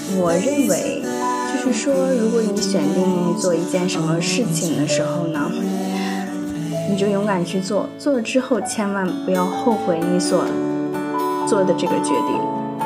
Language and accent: Chinese; China; 我们中国人